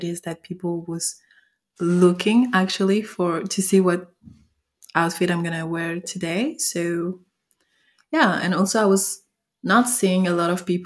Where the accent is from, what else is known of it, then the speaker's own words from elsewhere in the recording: France; accent: French; English is a second language; I'm French, so sorry for my accent.